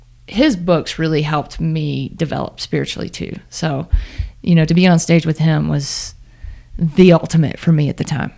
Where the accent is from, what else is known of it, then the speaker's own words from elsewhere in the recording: Starkville, Mississippi, United States; My hometown.